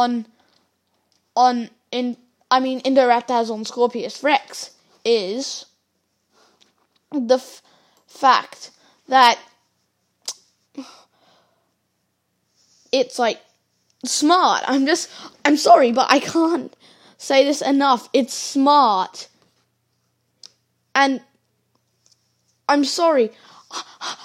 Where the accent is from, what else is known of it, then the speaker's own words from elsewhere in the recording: Australia; I'm Australian